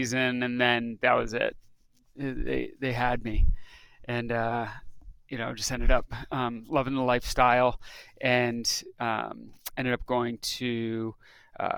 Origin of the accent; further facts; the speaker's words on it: upstate New York, United States; moved away as an adult; also born or lived in coastal Massachusetts / Rhode Island; now in Salt Lake City, United States; I was born in New York, grew up there, upstate New York, and Massachusetts, coastal Massachusetts